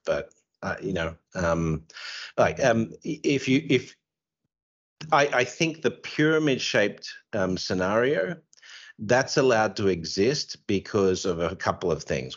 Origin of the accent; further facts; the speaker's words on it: Australia; you can tell I'm Australian